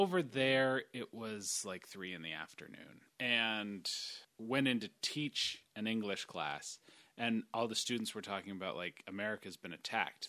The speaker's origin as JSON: {"language": "English", "country": "United States", "accent": "American", "said": "I have a thick American accent when I speak Polish."}